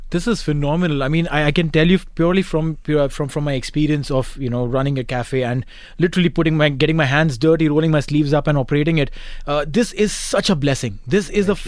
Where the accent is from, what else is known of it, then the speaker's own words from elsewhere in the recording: India; being an Indian